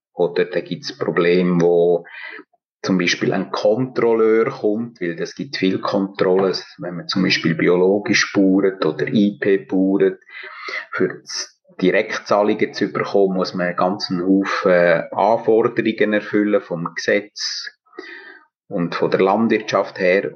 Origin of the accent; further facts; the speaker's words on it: Engadin, Graubünden, Switzerland; moved away as an adult; also born or lived in Bern / Schwarzenburg; Ich bin in Engadin aufgewachsen und habe in Bern Theologie studiert